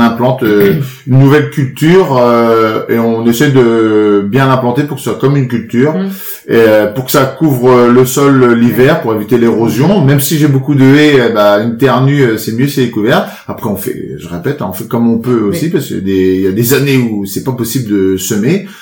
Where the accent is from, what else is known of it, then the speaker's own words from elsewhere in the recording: Périers, Normandy, France; j'ai grandi à Perrier, hein, sur ma sur ma commune, petit village de 2500 habitants, petite un petit bourg hein. dans la Manche